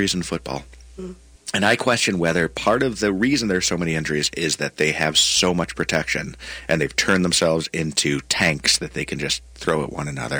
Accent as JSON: {"language": "English", "town": "Buffalo", "region": "New York", "country": "United States", "tie": "born or raised there", "moved": "as an adult", "lives_now": "Minnesota, United States", "said": "I was born in Buffalo and I'm a Buffalo Bills fan"}